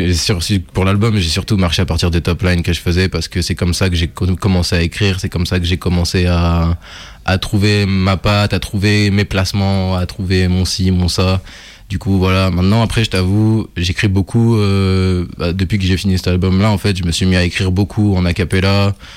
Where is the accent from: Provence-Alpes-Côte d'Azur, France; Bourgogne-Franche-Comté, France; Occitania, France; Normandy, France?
Bourgogne-Franche-Comté, France; Burgundy; now in Lyon, France; je suis né à Lyon, mais j'ai grandi en Bourgogne, et je suis revenu à Lyon plus tard